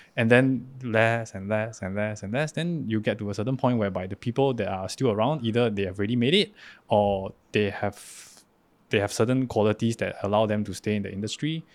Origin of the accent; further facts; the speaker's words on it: Singapore; moved away as an adult; now in Taiwan; I'm an actor from Singapore.